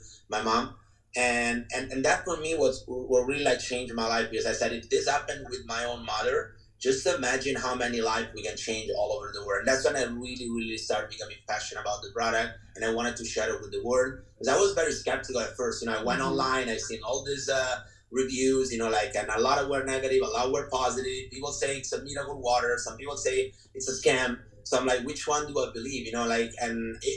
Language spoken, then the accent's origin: English; Italy; moved away as an adult; now in California, United States; I'm from Italy, born and raised.